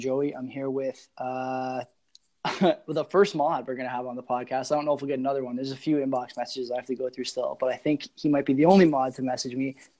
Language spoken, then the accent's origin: English; Hamilton, Ontario, Canada; I'm from Hamilton.